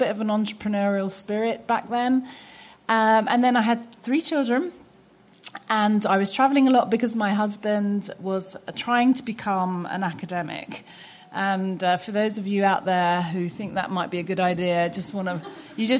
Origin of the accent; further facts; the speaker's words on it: London, United Kingdom; moved away as an adult; now in United States; I was born and raised in London